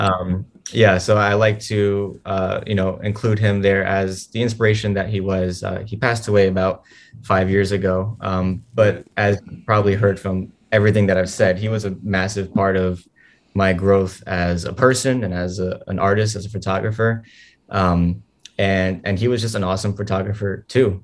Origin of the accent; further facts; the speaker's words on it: New York City, New York, United States; I, I grew up in Sunset Park my whole life